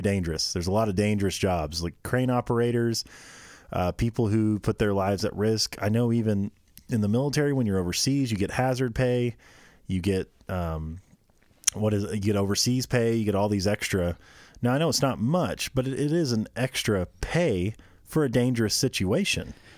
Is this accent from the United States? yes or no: yes; Midwest, United States; we grew up in the Midwest.